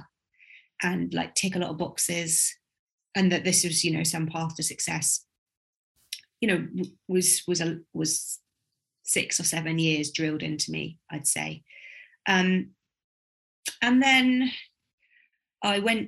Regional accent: Buckinghamshire, South East England, United Kingdom; also born or lived in Walthamstow, London; I grew up in Buckinghamshire

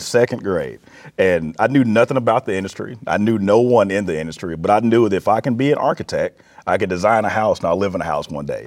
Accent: Florence, Alabama, United States; moved away as an adult; also born or lived in Mississippi / Arizona / Texas / Illinois; now in Peoria, United States; born and raised in Alabama, lived in Mississippi, Arizona, Texas, Illinois

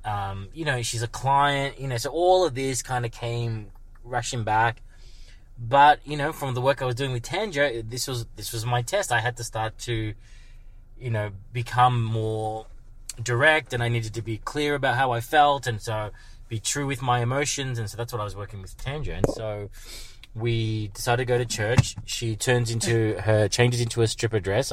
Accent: Melbourne, Victoria, Australia; I'm from Melbourne

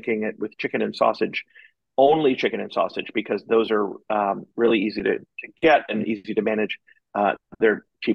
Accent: Miami, Florida, United States; moved away as an adult; I grew up in Miami. And so I lived in Miami from the age of 4 to about the age of 24

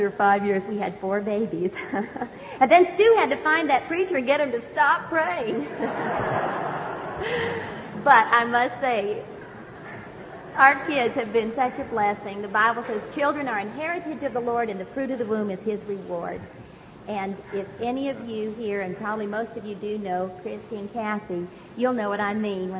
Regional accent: California, United States; also born or lived in Hawaii; I was born in Hawaii, and I grew up right here in California

